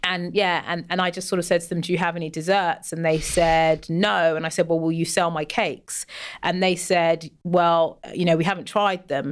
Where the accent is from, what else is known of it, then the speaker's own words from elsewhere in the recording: London, United Kingdom; also born or lived in West Africa; I'm from West Africa and I've lived in London all my life.